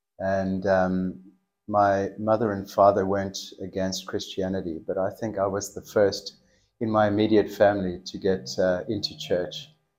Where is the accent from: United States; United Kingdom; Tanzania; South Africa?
South Africa; first language English; moved away as an adult; also born or lived in Melbourne, Australia / Tokai, Cape Town; now in Australia; we moved from South Africa because of his job requirement. Okay. So we literally emigrated. And then after 2 years, we moved back to South Africa.